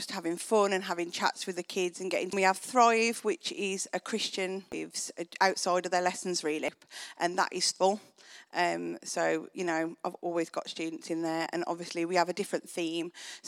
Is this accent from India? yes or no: no; Wales, United Kingdom; so I'm Welsh and boring.